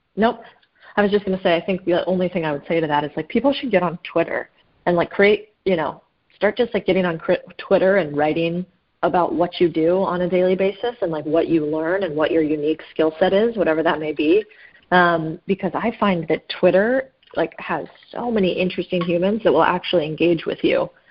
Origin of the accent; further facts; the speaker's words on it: Phoenix, Arizona, United States; I grew up in in Phoenix, Arizona